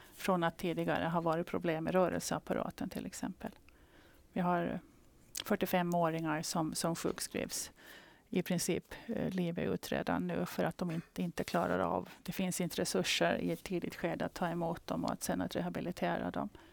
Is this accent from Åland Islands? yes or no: yes; Åland Islands; som ålänning